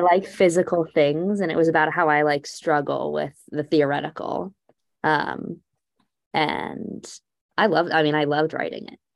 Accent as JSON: {"language": "English", "region": "Texas", "country": "United States", "moved": "yes", "lives_now": "Allentown, United States", "said": "I'm from Texas"}